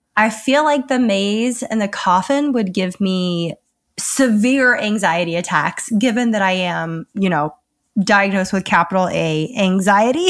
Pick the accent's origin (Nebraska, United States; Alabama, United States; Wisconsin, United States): Alabama, United States; I grew up in Alabama